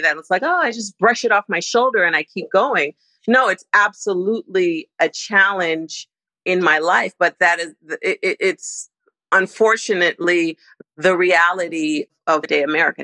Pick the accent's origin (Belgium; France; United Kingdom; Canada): Canada; Toronto, Ontario; moved away as an adult; also born or lived in Nigeria / New York; now in Los Angeles, United States; I was born in Toronto, and after university, I moved from Toronto to New York.